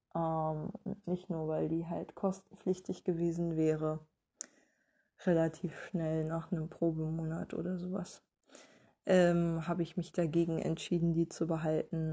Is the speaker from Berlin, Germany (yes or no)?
yes; Berlin, Germany; als Berliner